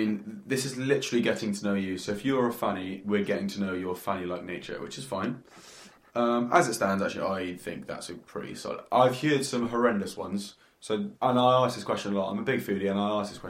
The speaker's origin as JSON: {"language": "English", "region": "England", "country": "United Kingdom", "lives_now": "Australia", "said": "You know, I'm from England, I love fish and chips"}